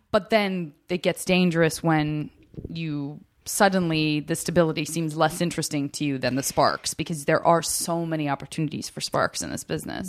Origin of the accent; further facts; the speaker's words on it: Arizona, United States; I am from Arizona